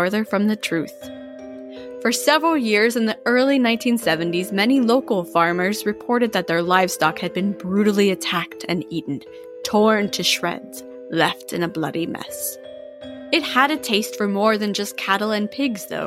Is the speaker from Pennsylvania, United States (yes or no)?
yes; Waterford, Pennsylvania, United States; This is a local legend from my hometown